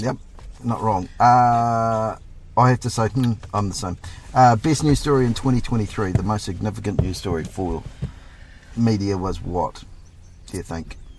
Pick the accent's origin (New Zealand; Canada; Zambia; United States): New Zealand